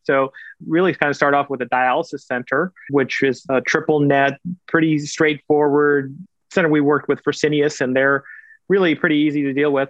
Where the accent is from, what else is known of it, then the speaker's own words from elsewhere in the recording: Kansas City, Missouri, United States; also born or lived in India; I went to college and medical school in my hometown